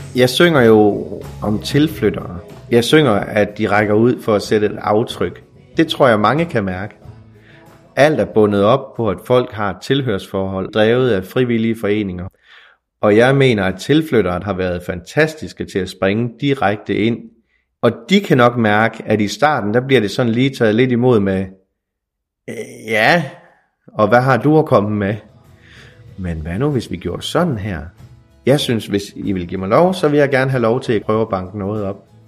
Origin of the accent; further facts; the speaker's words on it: Mols, Lamhøj, Central Denmark Region, Denmark; jeg er fra Mols. Altså Lamhøj, hvor jeg er vokset op.